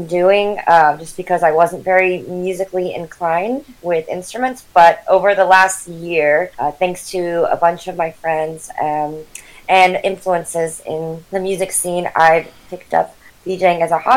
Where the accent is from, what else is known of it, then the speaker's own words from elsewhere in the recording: San Jose, California, United States; I'm from the Bay Area, born and raised in Northern California, in San Jose specifically